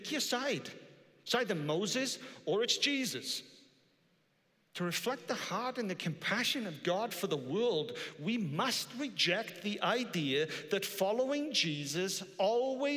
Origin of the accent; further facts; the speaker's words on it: Wales, United Kingdom; I am Welsh